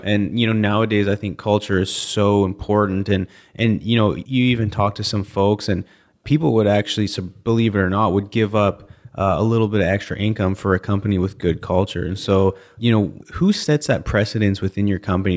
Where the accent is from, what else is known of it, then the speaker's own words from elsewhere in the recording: Canada; I'm from Canada